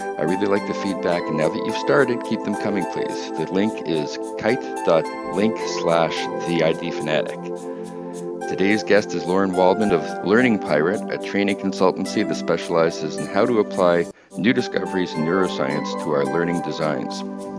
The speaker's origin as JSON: {"language": "English", "town": "Toronto", "region": "Ontario", "country": "Canada", "tie": "born or raised there", "said": "we both grew up in Toronto."}